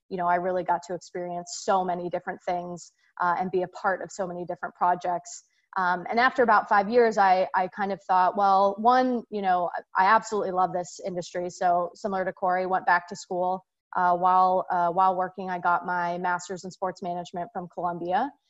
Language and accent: English; Singapore; I'm actually born and raised in Singapore. Um, so I grew up um, overseas, and my parents are uh, originally from the Chicagoland area.